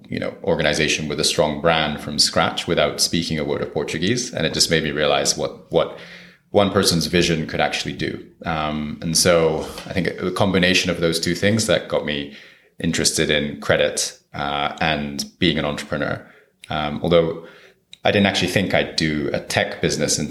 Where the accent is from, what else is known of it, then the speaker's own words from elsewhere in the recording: Japan; moved away as an adult; also born or lived in Brazil; I'm from Japan